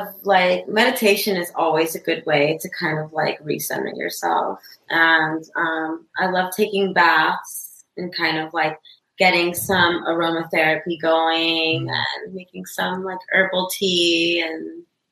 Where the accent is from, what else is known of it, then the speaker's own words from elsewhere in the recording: Tucson, Arizona, United States; also born or lived in Los Angeles, California; now in Alameda, United States; I grew up in Tucson, but I was actually born